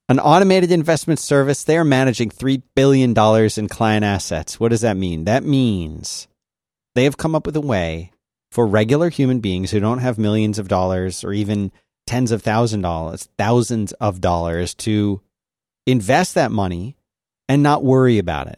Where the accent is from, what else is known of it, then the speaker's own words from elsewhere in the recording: Philadelphia, Pennsylvania, United States; moved away; also born or lived in the South; growing up in Philadelphia